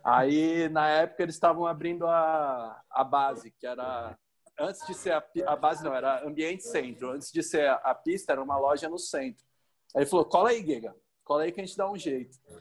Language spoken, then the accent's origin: Portuguese; Cubatão, São Paulo, Brazil; moved away as an adult; now in Goiânia, Brazil; Eu sou de Cubatão e eh, tem seis anos que eu tô morando em Goiânia